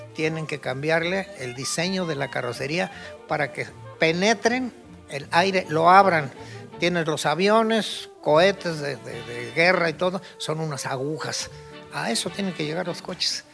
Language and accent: Spanish; Mexico; soy mexicano.